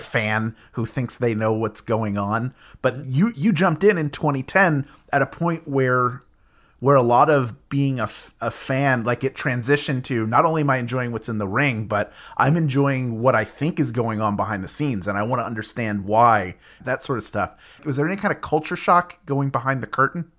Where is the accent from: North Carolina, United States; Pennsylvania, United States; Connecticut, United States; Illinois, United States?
Pennsylvania, United States; Philadelphia; my hometown, Philadelphia